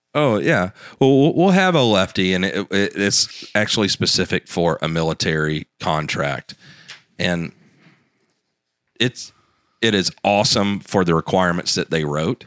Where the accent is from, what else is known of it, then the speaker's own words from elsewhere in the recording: the South, United States; me growing up in the South